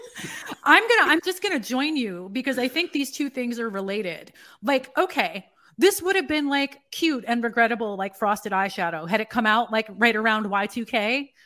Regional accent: New York City, New York, United States; I'm from New York City

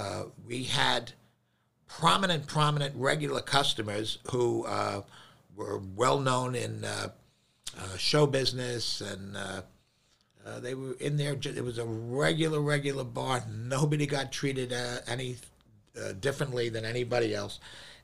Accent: New York City, New York, United States; I'm born and raised in Manhattan in the Inwood section, just north of Washington Heights.

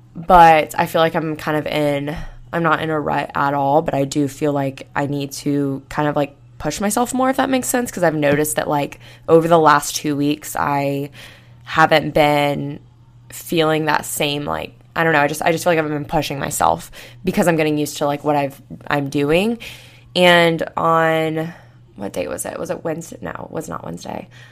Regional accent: Florida, United States; now in Tuscaloosa, United States; I grew up in Florida

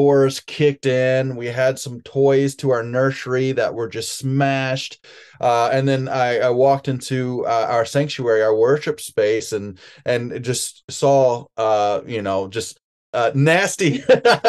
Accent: Memphis, Tennessee, United States; moved away as an adult; now in Vancouver, Washington, United States; I'm originally from Memphis, Tennessee

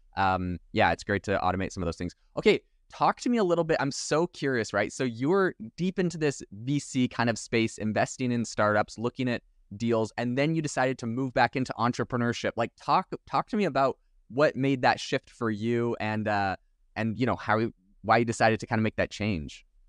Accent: Vancouver Island, British Columbia, Canada; I'm actually from Vancouver Island

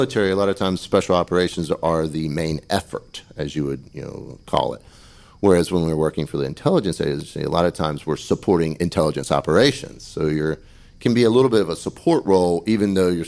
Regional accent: Pamlico County, North Carolina, United States; I was born and raised in Pamlico County

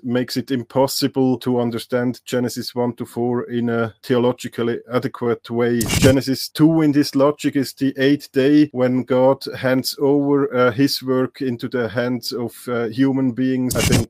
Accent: Switzerland; also born or lived in Leuven, Belgium; I'm from Switzerland. I did some studies in German language and literature, I think on a bachelor level.

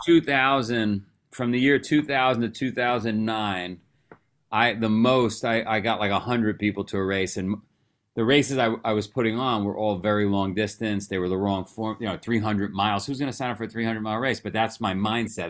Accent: New York City, New York, United States; I grew up in Queens, New York.

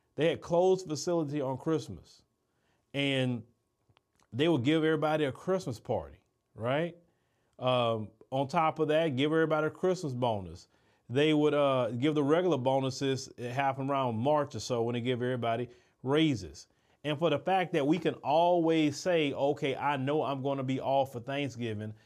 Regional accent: United States; As an American

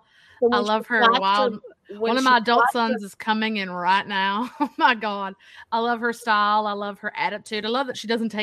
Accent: United States; I'm American patriot through and through.

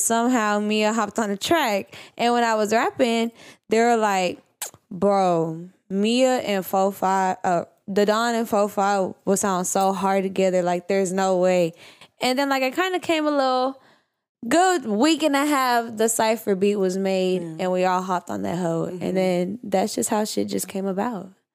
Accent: Houston, Texas, United States; I'm from Houston

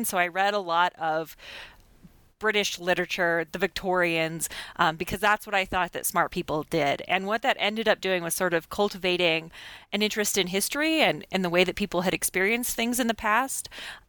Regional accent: Blackfoot, Idaho, United States; also born or lived in Pocatello, Idaho; Blackfoot, where I grew up. I was born in Pocatello, Idaho, and then grew up in Blackfoot.

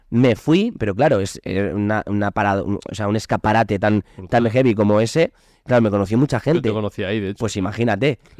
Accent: Sant Feliu, Catalonia, Spain; en, mi pueblo, en San felipe

